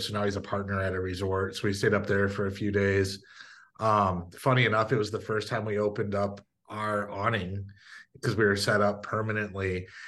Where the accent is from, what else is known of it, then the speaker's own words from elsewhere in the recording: Michigan, United States; moved away; I grew up in Michigan